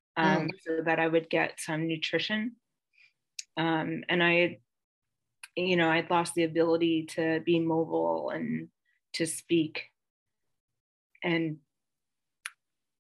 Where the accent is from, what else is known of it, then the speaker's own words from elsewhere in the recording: Bethlehem, Pennsylvania, United States; also born or lived in Bath, Pennsylvania; I'm from Pennsylvania. I grew up in a very teeny tiny little town called Bath and moved. So half my childhood was in Bath and the other half my childhood was in Bethlehem.